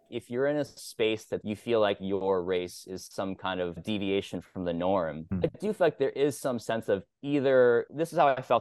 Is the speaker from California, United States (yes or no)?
no; Kansas, United States; I'm from Kansas.